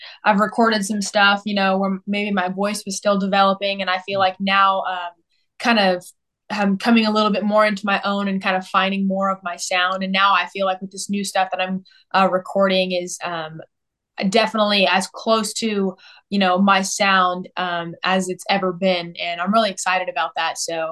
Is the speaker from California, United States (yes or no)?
yes; Southern California, United States; also born or lived in Nashville; now in Texas, United States; I was born and raised out in Southern California